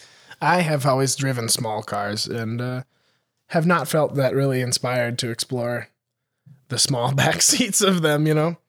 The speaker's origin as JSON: {"language": "English", "region": "Montana", "country": "United States", "tie": "born or raised there", "said": "my hometown in Montana"}